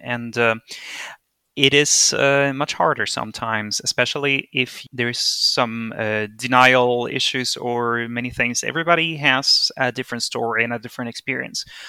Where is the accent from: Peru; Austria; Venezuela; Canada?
Venezuela; moved away as an adult; also born or lived in Bingen am Rhein, Germany; now in Berlin, Germany; I am originally from Venezuela. I was born and raised there